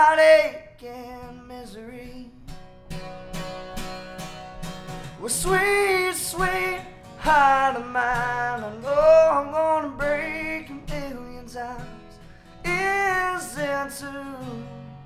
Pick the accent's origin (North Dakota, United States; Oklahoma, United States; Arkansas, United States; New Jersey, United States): Arkansas, United States; Nashville; now in Nashville, United States; I'm from Southwest Arkansas, and Northeast Texas wasn't far. And so I actually come from Nashville, Arkansas. I moved to Nashville, Tennessee by chance